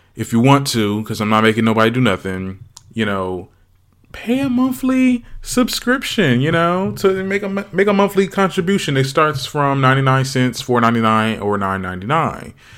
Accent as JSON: {"language": "English", "town": "Trenton", "region": "New Jersey", "country": "United States", "tie": "born or raised there", "said": "my hometown, Trenton"}